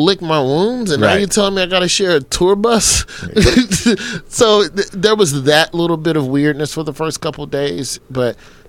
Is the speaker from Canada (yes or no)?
no; the South, United States; You know, I'm from the South.